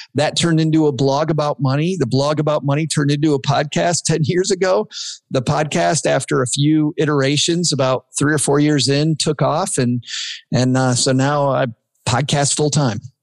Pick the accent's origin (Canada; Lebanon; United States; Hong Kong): United States; Kalamazoo, Michigan; I'm from Kalamazoo, uh, Southwest Michigan